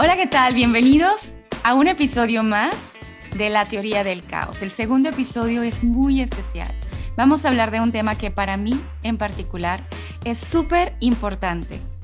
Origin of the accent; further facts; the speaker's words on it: northern Mexico, Mexico; yo soy norteña